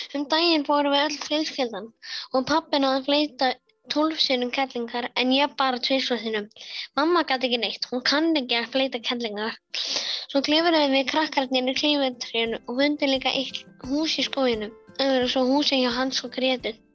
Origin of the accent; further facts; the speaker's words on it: Egilsstaðir, Eastern Region, Iceland; ég er frá Egilstöðum sem er á Östalandi.